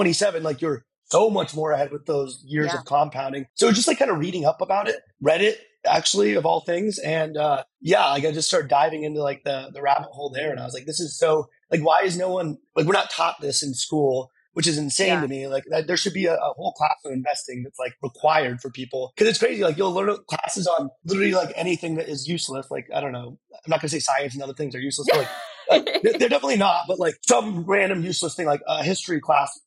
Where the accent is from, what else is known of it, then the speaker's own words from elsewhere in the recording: Tucson, Arizona, United States; moved away; also born or lived in Dallas / Los Angeles; I grew up in Tucson, Arizona